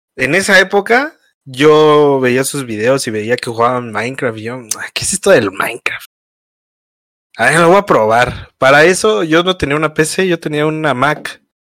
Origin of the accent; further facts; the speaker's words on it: Mexico City, Mexico; also born or lived in Pachuca, Hidalgo; Soy de, de aquí de la Ciudad de México, pero nací en Pachuca. Nací en Pachuca, en Hidalgo, Pachuca. Pero ahí, ahí yo no viví luego, luego, ahí, luego, luego que nací, luego, luego me vine a la Ciudad de México. Y, aquí he vivido toda mi